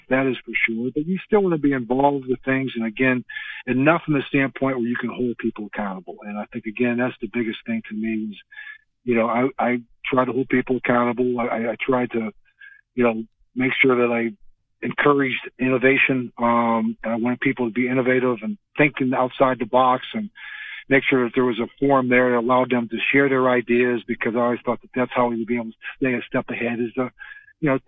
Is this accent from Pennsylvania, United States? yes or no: yes; Western Pennsylvania, United States; growing up in Western Pennsylvania